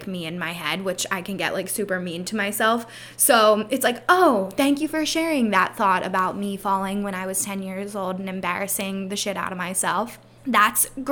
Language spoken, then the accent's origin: English; Pennsylvania, United States; I am from Pennsylvania